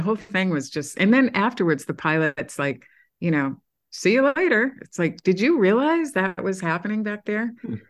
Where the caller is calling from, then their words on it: New York City, New York, United States; I am calling in from New York City.